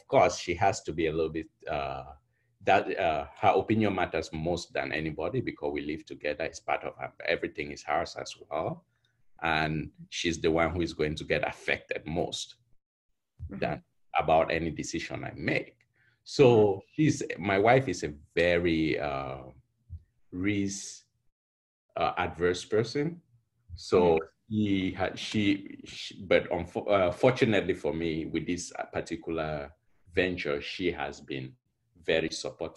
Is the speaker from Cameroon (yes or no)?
yes; Cameroon; born or raised there; also born or lived in Houston; now in United States